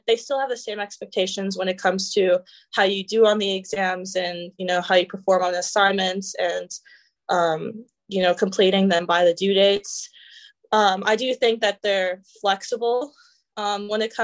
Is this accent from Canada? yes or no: yes; Canada; moved away as an adult; now in United States; I'm Canadian